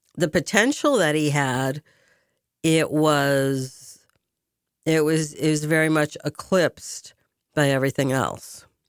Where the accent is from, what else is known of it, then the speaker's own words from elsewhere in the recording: Boston, Massachusetts, United States; also born or lived in France; my hometown